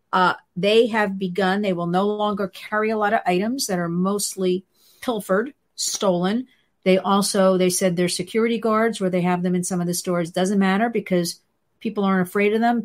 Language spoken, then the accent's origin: English; New Jersey, United States; I'm from New Jersey